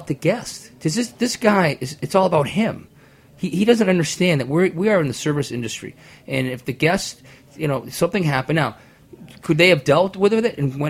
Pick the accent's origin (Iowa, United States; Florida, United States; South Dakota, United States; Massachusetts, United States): Massachusetts, United States; Boston; I'm from Boston